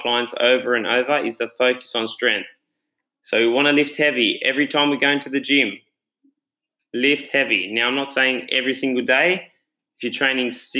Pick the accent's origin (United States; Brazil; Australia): Australia; I'm the Aussie Tony Robbins